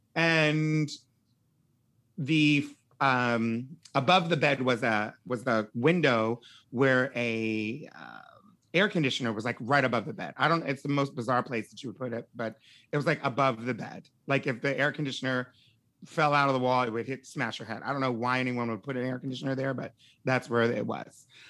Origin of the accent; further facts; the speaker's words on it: Wilmington, Delaware, United States; moved away as an adult; also born or lived in Pennsylvania; my grandparents' house is in Pennsylvania, um, which is where I was born, and then I grew up in Wilmington, Delaware.